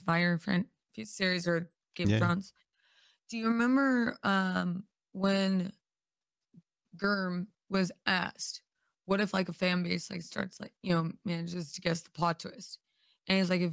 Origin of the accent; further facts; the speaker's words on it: United States; now in California, United States; as an American